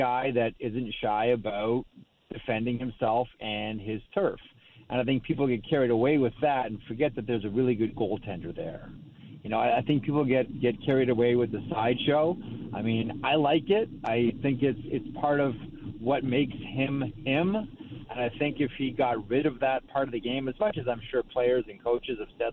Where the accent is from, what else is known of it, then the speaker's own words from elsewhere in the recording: Canada; as a Canadian